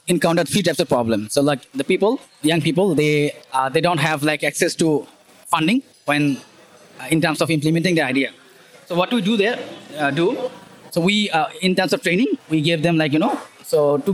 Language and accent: English; Dhaka, Dhaka Division, Bangladesh; I'm from Dhaka, Bangladesh.